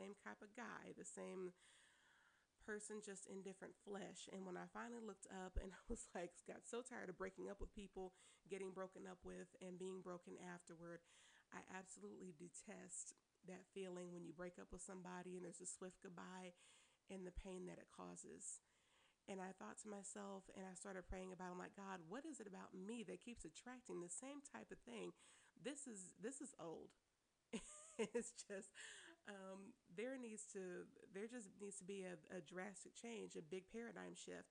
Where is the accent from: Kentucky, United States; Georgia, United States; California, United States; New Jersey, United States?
California, United States; Oakland; also born or lived in San Jose, California / Vallejo, California; I was born in San Jose, California. I was raised in Oakland, and I graduated from this little high school called in a city called Vallejo. So yee, your girl's from the Bay